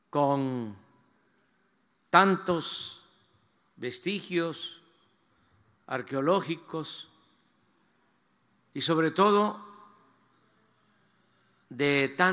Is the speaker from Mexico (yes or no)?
yes; Mexico; este patrimonio histórico y cultural es el que sustenta lo que somos los mexicanos, esta historia es la que le da la identidad a nuestro pueblo